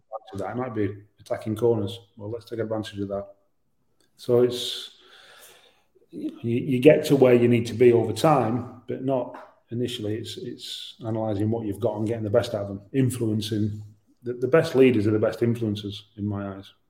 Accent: Yorkshire and the Humber, United Kingdom; I'm a Yorkshireman.

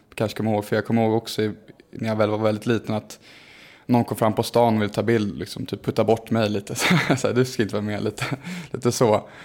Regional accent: Stockholm, Stockholm County, Sweden; när jag var liten och bodde på Djurgården

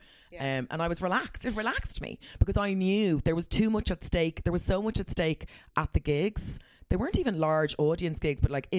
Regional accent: Ireland; I'm very Irish.

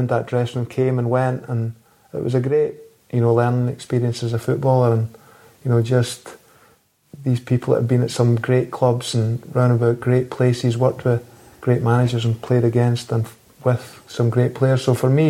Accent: Falkirk, Scotland, United Kingdom; moved away as an adult; also born or lived in United States; growing up in Falkirk

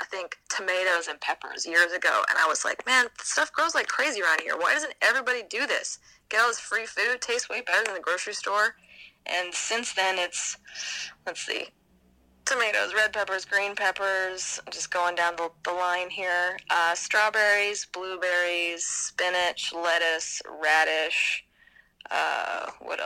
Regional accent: Vancouver, British Columbia, Canada; moved away as an adult; now in Alabama, United States; I moved back to my hometown of Vancouver

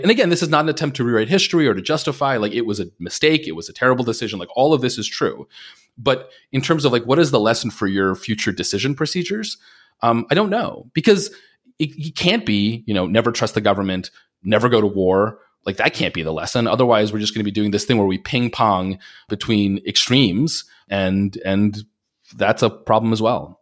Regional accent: Long Island, New York, United States; growing up on Long Island

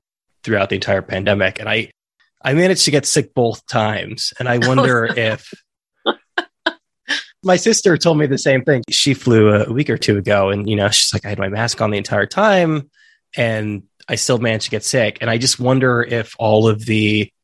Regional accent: California, United States; moved away as an adult; now in New York, United States; I say this as a native Californian who now lives in New York

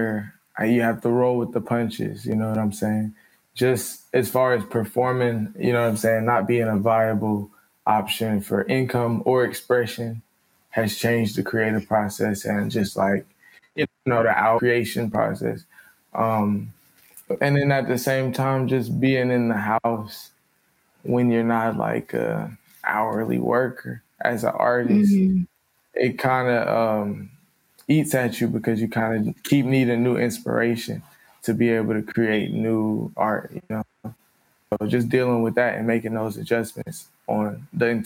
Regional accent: Charlotte, North Carolina, United States; I'm from Charlotte, North Carolina

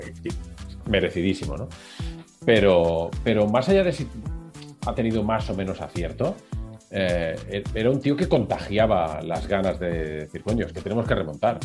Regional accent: Sant Boi de Llobregat, Catalonia, Spain; yo soy de Samboy, que es un pueblo que hay al lado de Barcelona

